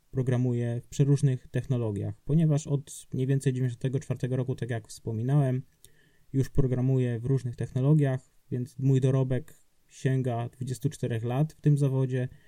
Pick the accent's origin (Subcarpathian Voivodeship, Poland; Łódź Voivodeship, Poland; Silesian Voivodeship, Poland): Subcarpathian Voivodeship, Poland; now in Wrocław, Poland; ja pochodzę z Podkarpacia, jechałem do swojego rodzinnego domu